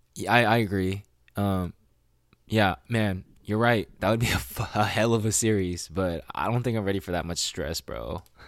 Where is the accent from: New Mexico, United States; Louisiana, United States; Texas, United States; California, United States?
California, United States; Sacramento; born or raised there